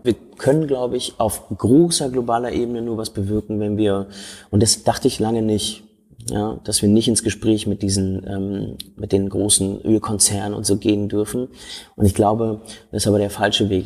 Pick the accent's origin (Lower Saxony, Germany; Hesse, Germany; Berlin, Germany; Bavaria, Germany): Berlin, Germany; ich bin in Schöneberg groß geworden.